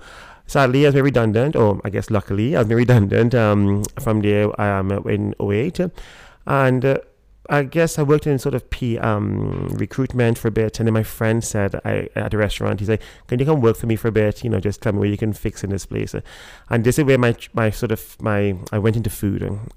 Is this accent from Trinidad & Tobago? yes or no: yes; Trinidad & Tobago; moved away; the reason it has a pelican is almost as a homage to to growing up in Trinidad. There was a bar called the Pelican, which I loved and I adored, and I spent so much time there, and this is like me bringing back a part of my past.